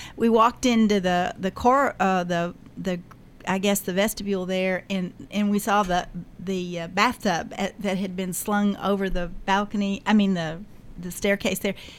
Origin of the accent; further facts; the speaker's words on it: Murfreesboro, Tennessee, United States; We lived it, grew up here. Our families have been a part of the history of not only this community but of Middle Tennessee